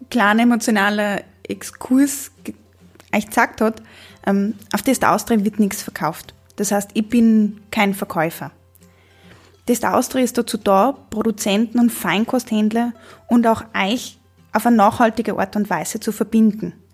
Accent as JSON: {"language": "German", "region": "Trentino-Alto Adige", "country": "Italy", "tie": "born or raised there", "said": "Ich bin in Südtirol aufgewachsen, in einer Familie, in der es hauptsächlich um Essen gegangen ist, aber sehr viel ums Reisen."}